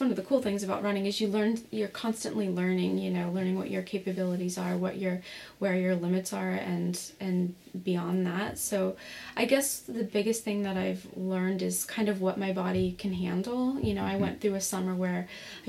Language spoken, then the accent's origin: English; Morgantown, West Virginia, United States; I grew up in Morgantown, West Virginia